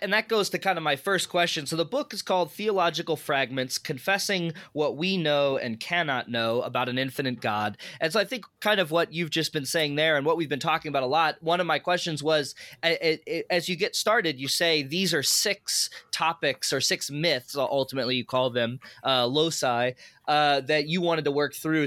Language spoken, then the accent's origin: English; Chesterfield, Missouri, United States; I grew up in the suburbs. Uh, I grew up in Chesterfield, actually